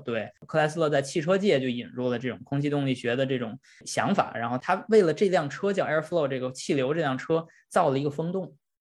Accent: China; 我们中国人

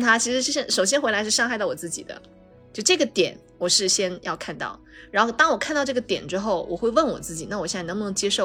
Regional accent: Fujian, China; moved away; 我在老家的时候，我们是，我是福建的一个很小的一个小城市，然后我去那小城市里面学街舞

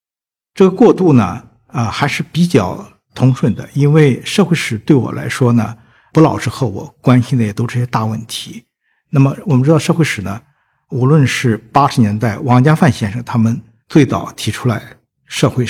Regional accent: Shandong, China; moved away as an adult; also born or lived in Shanghai / Memphis / Toronto; now in Hangzhou, China; 我也加上山东，我相对来说比较熟悉，是我的家乡呢，

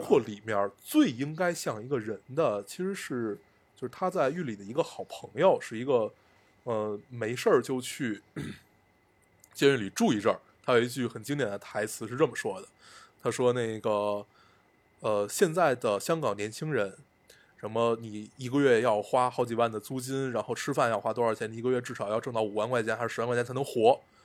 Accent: China; 因为我们是中国人

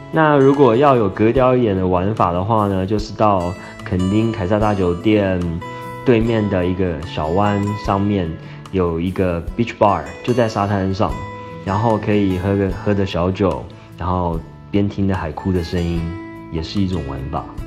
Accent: Taipei, Taiwan; moved away as an adult; now in Shanghai, China; 我来自台北。嗯，我目前任职于上海的携程旅游网

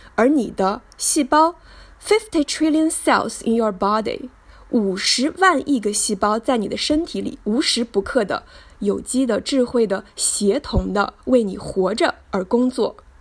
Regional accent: Hangzhou, Zhejiang, China; 一九八八年的六月，我出生在浙江省杭州市，美丽的杭州西子湖畔吴山脚下，度过了我的童年、小学和初中生涯

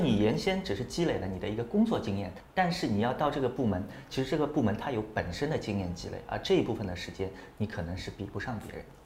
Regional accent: Shanghai, China; also born or lived in Qingdao; 那时候是零六年刚刚硕士毕业，我是上海人，然后从青岛回到上海

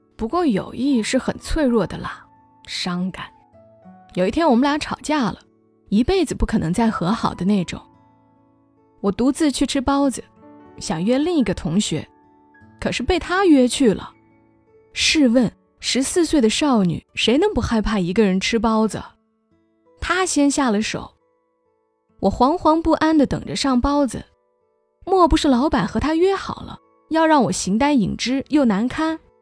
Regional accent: Hunan, China; 身为湖南人

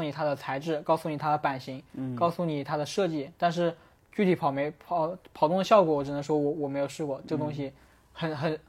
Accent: Hunan, China; 咱俩都是湖南的，

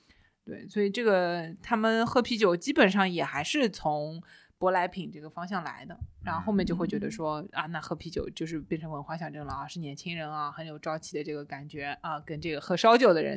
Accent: Shanghai, China; 我们不懂，我们上海人喝的都是立波。

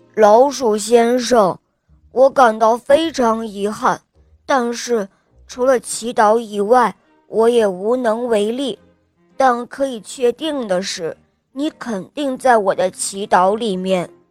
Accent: Dalian, Liaoning, China; 我来自大连，我今天四岁了

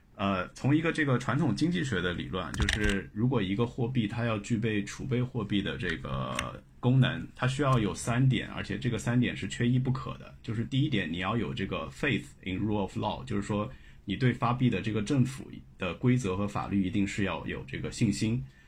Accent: China; 我们作为中国人

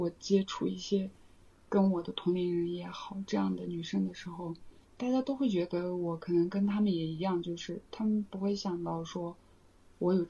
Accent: Huangcaogou, China; 我的家乡黄草沟，在老家的人之外，没有人会知道的一个地方。

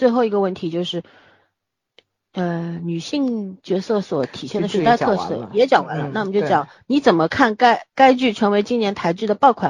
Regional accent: Beijing, China; 小时候在北京长大，后来回来也是在市区里面待着，后来不得不到乡下待了一段时间的时候

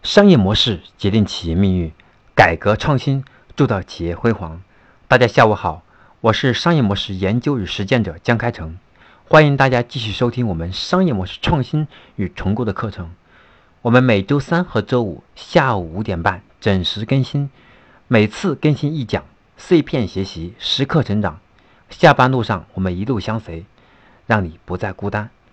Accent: China; 我们中国人

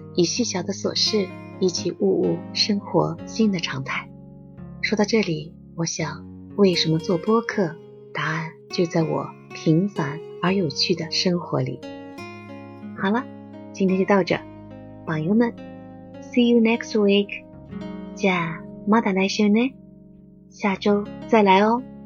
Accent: Xinjiang, China; now in Shanghai, China; 我是一个在新疆长大的上海人，就是那种血液热热的又贼细腻的那个人

